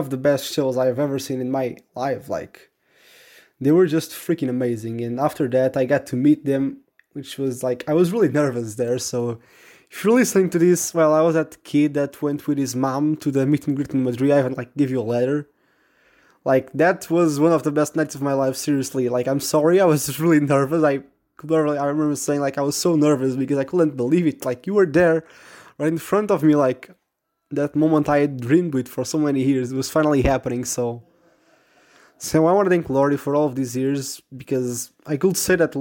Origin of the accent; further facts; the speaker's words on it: Portugal; I'm 15 years old and I'm from Portugal.